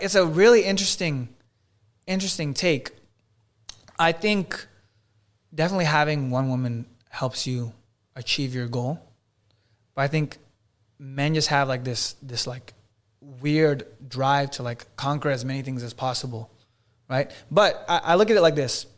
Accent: Los Angeles area, California, United States; now in Miami, United States; his hometown, is one mile away from my hometown.

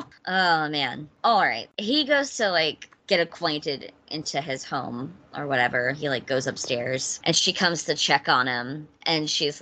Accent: Mississippi, United States; Morgan and I were born and raised in Mississippi.

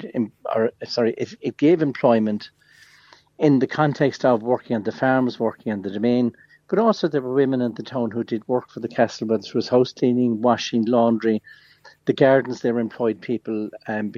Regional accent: Mitchelstown, Munster, Ireland; I grew up with them in Mitchelstown

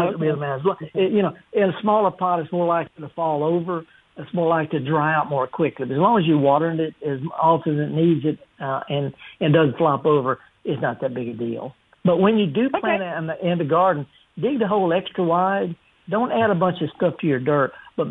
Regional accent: the South, United States; I'm just from the South

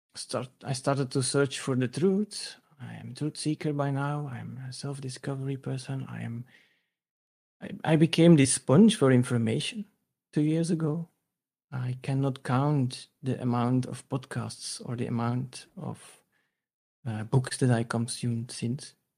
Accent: Belgium; I'm a guy from Belgium, Central Europe.

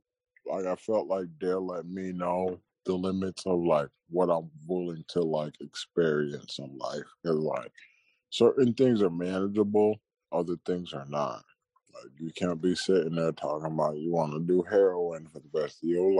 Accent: Boston, Massachusetts, United States; born there; also born or lived in Florida; Oh yeah, I was born in Boston, but like from like third grade to like seventh grade

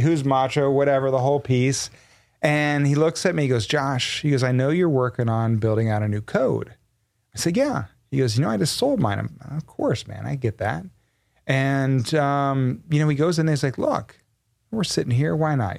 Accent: Texas, United States; I was born and raised in Texas

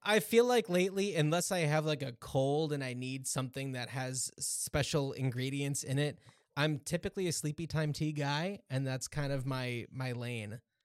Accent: United States; moved away; I grew up just outside of New York

